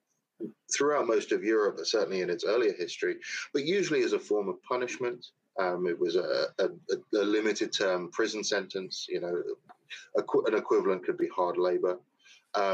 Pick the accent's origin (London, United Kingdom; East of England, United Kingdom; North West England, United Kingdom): London, United Kingdom; moved away as an adult; now in Southern United States; I was born and raised in London, England